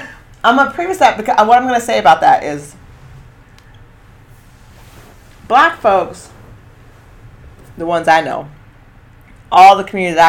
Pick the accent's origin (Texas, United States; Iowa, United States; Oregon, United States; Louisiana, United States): Oregon, United States; Eugene; I'm coming from Eugene.